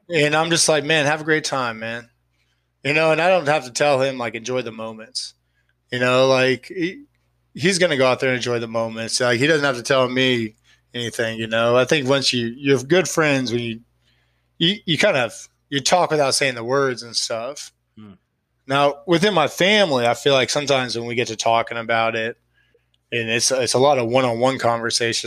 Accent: Austin, Texas, United States; I'm from Austin. I live in Austin.

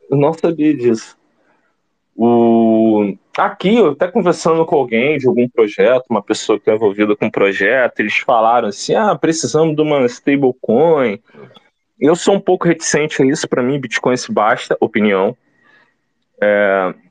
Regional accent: Baixada Fluminense, Rio de Janeiro, Brazil; eu que venho da Baixada Fluminense, daquelas feiras livres em Caxias, Nova Iguaçu, Belfor Roxo

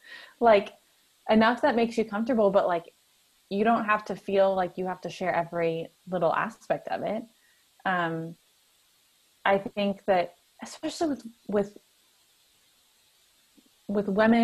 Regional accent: the Bible Belt, United States; I mentioned I grew up in the Bible Belt and I'm a woman

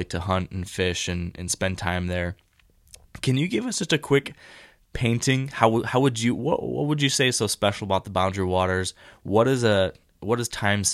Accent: Michigan, United States; I've spent a lot of time in northern Michigan, my home state

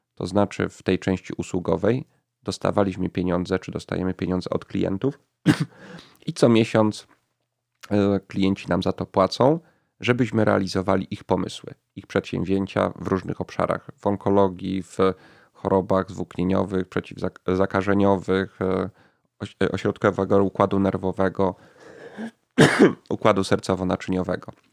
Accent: Kraków, Lesser Poland, Poland; Ja, ja urodziłem się w Krakowie i przez większość życia mieszkam w tym mieście

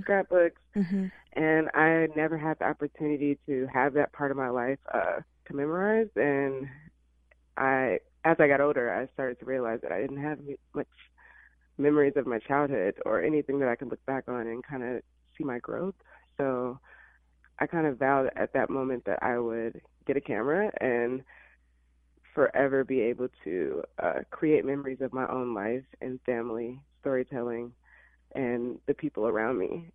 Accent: Illinois, United States; born or raised there; moved away as an adult; also born or lived in Alabama; now in Los Angeles, United States

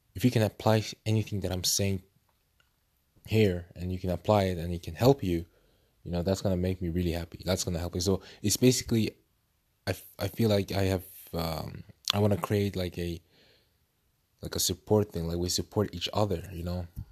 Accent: Norway; I'm 20 years old and I come from Norway

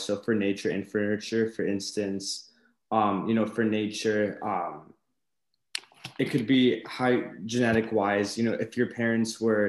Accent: Huntington Beach, California, United States; I was raised here in Huntington, Newport Beach.

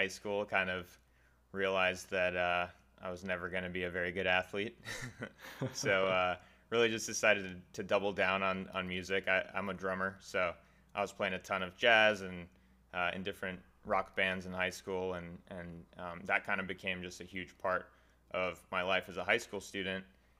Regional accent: Lexington, Massachusetts, United States; Yeah, I'm from Lexington, Massachusetts, just outside of Boston.

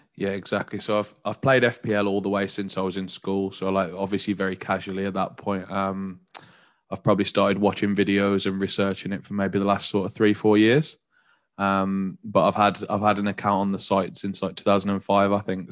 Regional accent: Walsall, West Midlands, United Kingdom; moved away as an adult; now in London, United Kingdom; I'm from Warsaw

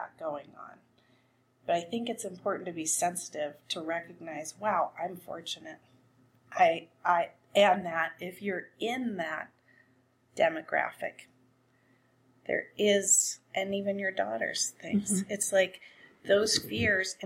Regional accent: Connecticut, United States; moved away; also born or lived in West Coast, United States; I grew up in Connecticut

